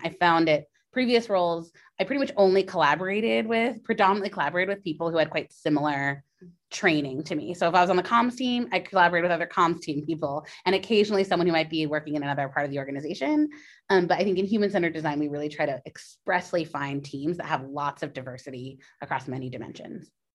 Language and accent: English; California, United States; now in New York, United States; my home state of California.